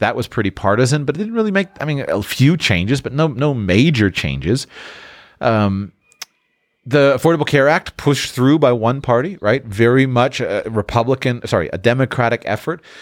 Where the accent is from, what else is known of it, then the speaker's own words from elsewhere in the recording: South Florida, United States; my hometown in, in, in South Florida